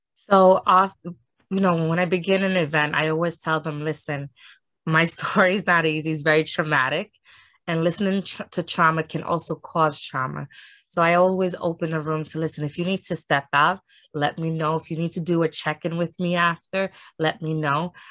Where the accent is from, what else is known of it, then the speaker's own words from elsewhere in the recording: New York City, New York, United States; I grew up uh, in Harlem, and I am from New York City